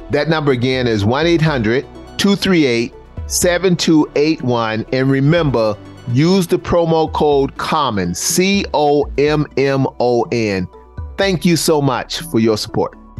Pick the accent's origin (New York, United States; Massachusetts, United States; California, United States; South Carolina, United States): South Carolina, United States; Charleston; born or raised there